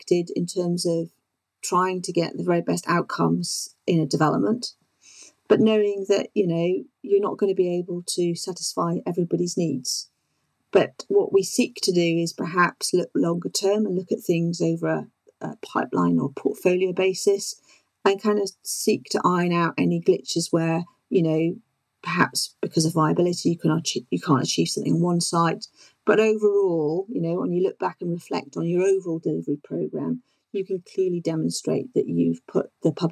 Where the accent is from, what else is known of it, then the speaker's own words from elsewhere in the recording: South Wales, United Kingdom; moved away; also born or lived in Exeter / London; my background growing up in South Wales